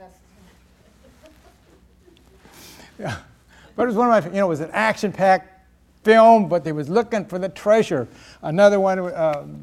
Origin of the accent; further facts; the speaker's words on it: Salinas, California, United States; moved away; I grew up in Salinas, California, up north a little bit